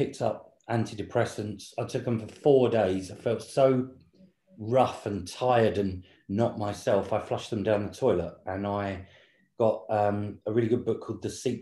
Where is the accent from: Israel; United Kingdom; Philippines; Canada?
United Kingdom; Southend-on-Sea, East of England; moved away as an adult; now in London, United Kingdom; we grew up in Essex in England, which is on the southeast coast, Southend-on-Sea